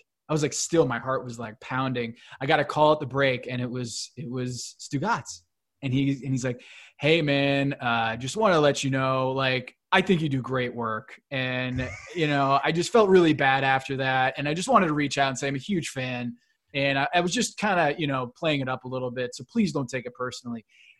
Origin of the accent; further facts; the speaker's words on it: United States; growing up outside of New York City